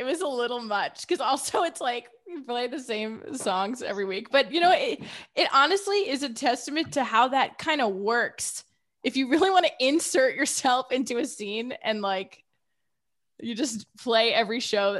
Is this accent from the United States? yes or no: yes; Midwest, United States; I feel like I'm from the Midwest and Boston just seems so icy in comparison.